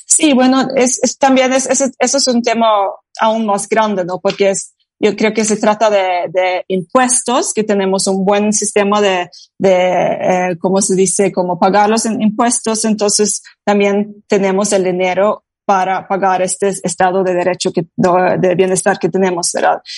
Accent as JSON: {"language": "Spanish", "country": "Norway"}